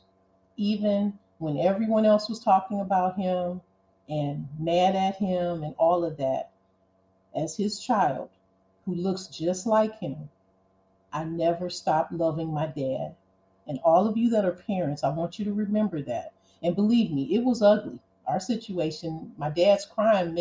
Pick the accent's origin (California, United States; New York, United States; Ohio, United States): Ohio, United States; Cleveland; growing up in Cleveland and being poor